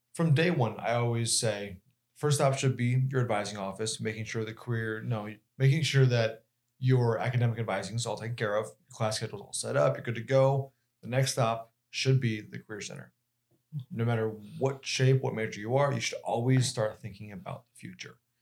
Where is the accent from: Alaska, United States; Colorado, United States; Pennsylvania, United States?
Colorado, United States; Denver; moved away; I myself come from, like, Denver